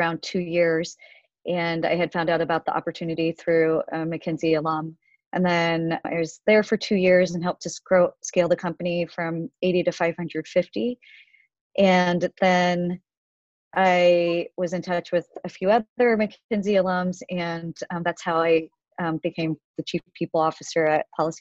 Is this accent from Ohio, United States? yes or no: yes; a small town in Ohio, United States; moved away as an adult; also born or lived in Korea; now in New York, United States; I essentially grew up in a small town in Ohio until I graduated college. And then I moved to New York and I've been here ever since